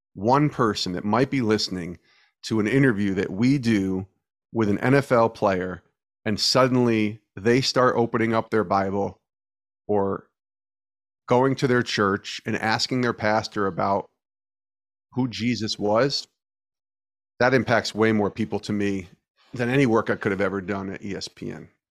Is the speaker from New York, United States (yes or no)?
yes; New York, United States; I'm from the Northeast in New York